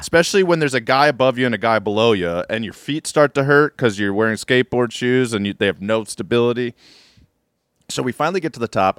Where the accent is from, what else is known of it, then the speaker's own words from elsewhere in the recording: Maryland, United States; I'm from Maryland